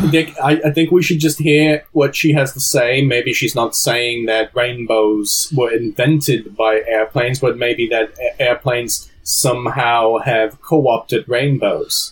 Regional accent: New Jersey, United States; my accent was from my upbringing in New Jersey.

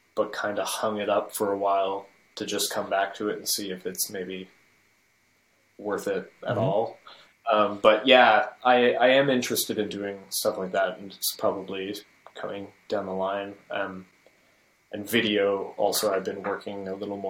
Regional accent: Calgary, Alberta, Canada; moved away as an adult; also born or lived in Vancouver; now in Montreal, Canada; Calgary, my hometown, when I was in high school

